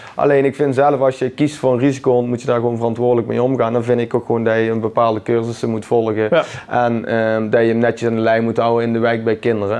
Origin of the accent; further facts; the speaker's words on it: Someren, North Brabant, Netherlands; ik kom uit Zomeren